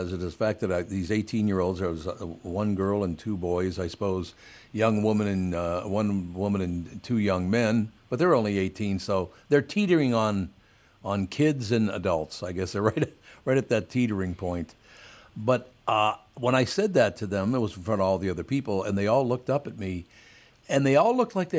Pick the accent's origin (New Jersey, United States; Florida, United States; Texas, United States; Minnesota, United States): Minnesota, United States; born there; it's not just because I was born in, Minnesota and I'm an American guy.